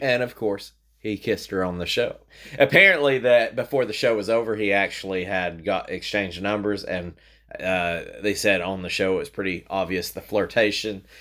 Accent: Tennessee, United States; we're from Tennessee

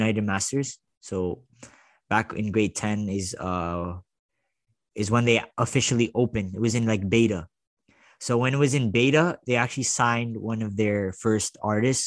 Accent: Toronto, Ontario, Canada; I was from Toronto.

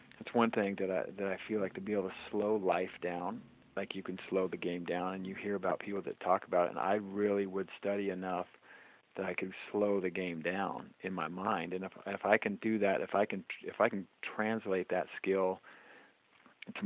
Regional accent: Washington, United States; I grew up in Washington and this coffee has always just been kind of part of my culture

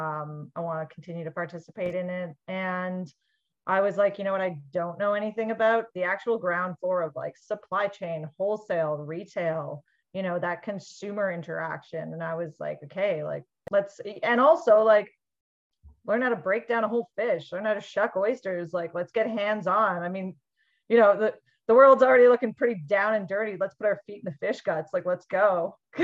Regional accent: Vancouver, British Columbia, Canada; I grew up in Vancouver and spent a lot of my childhood in the Vancouver Granville Island public market.

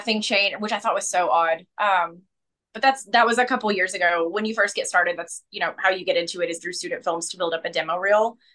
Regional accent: rural Kentucky, United States; accent: Kentucky; moved away; being someone who came from rural Kentucky, the tiniest

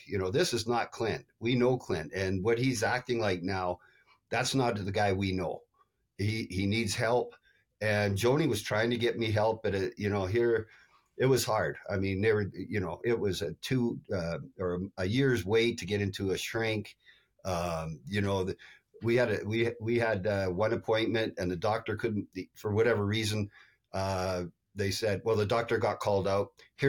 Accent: Canada; But yeah, but that's American beer, and I'm Canadian.

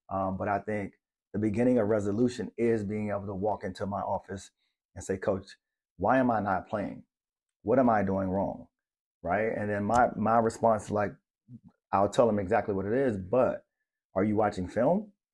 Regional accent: Maryland, United States; moved away; I'm from Maryland, and, and it's the, like, the blue crab capital.

